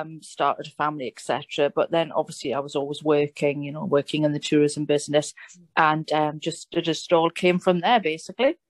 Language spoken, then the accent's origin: English; England, United Kingdom; now in Italy; I am English, you know, um, living in Italy